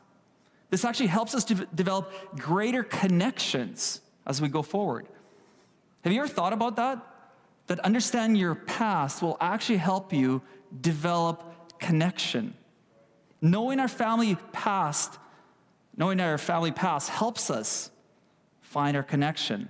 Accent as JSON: {"language": "English", "region": "Kyiv", "country": "Ukraine", "tie": "born or raised there", "moved": "yes", "lives_now": "Canada", "said": "I was born in Ukraine, in Kiev, in the capital of Ukraine"}